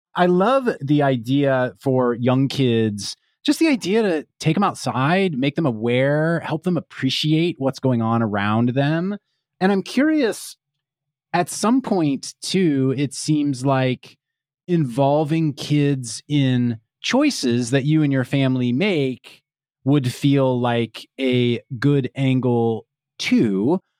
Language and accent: English; Kansas, United States; now in California, United States; I grew up in Kansas, and so have experienced a number of tornadoes, as particularly as a kid